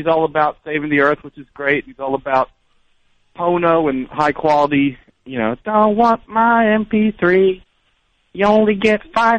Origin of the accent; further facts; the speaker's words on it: Philadelphia, Pennsylvania, United States; in Philly, my town. My hometown.